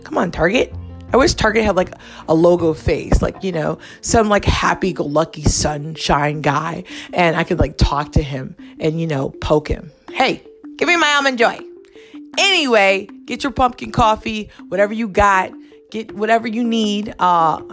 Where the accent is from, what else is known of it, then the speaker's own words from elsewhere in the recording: Hawaii, United States; moved away; I grew up in Hawaii, like the real high life